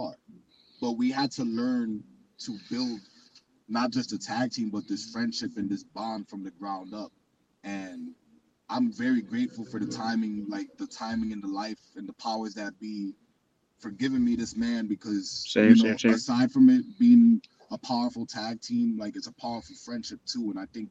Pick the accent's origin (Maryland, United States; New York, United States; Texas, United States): New York, United States; New York City; I'm from Manhattan.